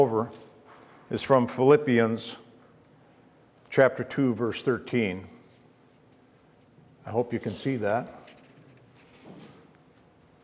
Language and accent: English; Superior, Wisconsin, United States; my wife Judy and I, we were born and raised in Superior, Wisconsin